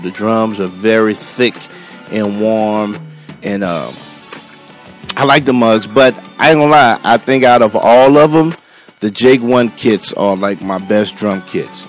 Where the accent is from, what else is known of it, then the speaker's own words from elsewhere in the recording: New Orleans, Louisiana, United States; now in Texas, United States; I'm originally from New Orleans